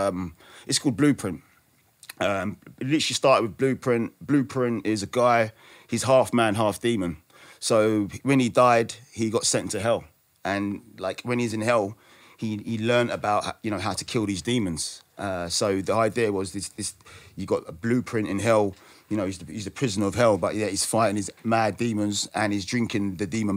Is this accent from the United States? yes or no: no; United Kingdom; I'm British. I'm Black British.